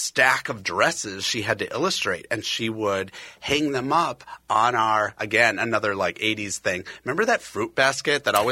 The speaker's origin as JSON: {"language": "English", "town": "Edina", "region": "Minnesota", "country": "United States", "tie": "born or raised there", "said": "I was born and raised in Edina, Minnesota, which is feet away from this studio"}